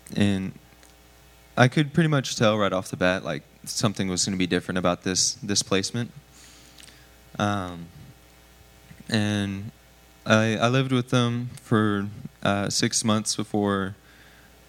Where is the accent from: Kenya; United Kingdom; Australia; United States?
United States; San Antonio, Texas; also born or lived in Converse, Texas; I was born in San Antonio, so I'm not super far from home